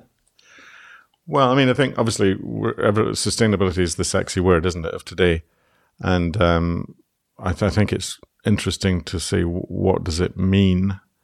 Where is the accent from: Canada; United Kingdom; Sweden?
United Kingdom; Scotland; now in Ireland; as a Scotsman